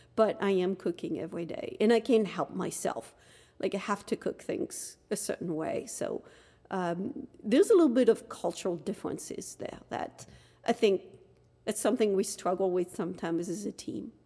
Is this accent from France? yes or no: yes; Dunkirk, Hauts-de-France, France; moved away as an adult; now in United States; I was born in France, in Dunkirk, France, um, came to the United States as a student